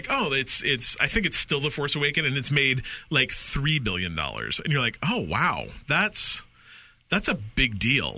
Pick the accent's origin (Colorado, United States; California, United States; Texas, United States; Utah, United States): Utah, United States; I grew up in Utah.